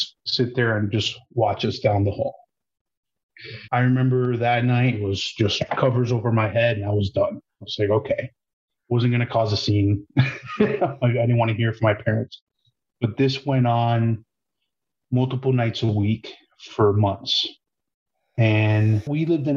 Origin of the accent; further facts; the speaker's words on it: Miami Lakes, Florida, United States; I grew up in Miami Lakes area down south, South Florida.